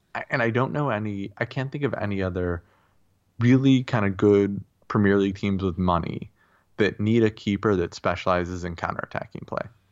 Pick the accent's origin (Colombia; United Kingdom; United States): United States; I am an American